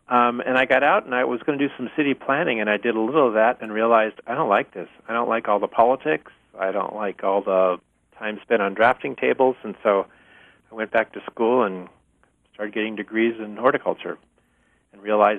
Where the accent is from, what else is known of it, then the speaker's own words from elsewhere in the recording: Berkeley, California, United States; also born or lived in northeastern United States; I grew up in the Berkeley Hills